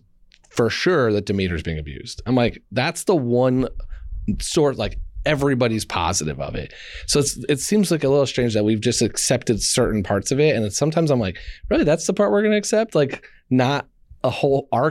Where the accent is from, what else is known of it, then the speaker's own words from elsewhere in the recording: Indiana, United States; I'm from Indiana